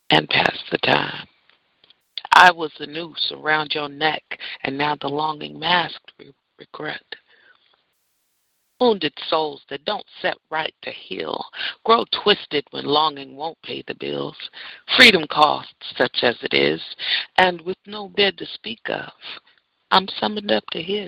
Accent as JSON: {"language": "English", "town": "San Francisco", "region": "California", "country": "United States", "tie": "born or raised there", "moved": "yes", "said": "my hometown, same town me and my father were born"}